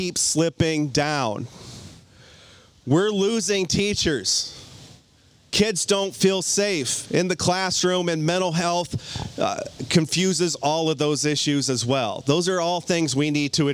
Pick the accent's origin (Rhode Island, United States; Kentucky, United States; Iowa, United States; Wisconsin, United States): Iowa, United States; Cedar Rapids; now in Clinton, United States; I was born and raised in Cedar Rapids to hardworking parents.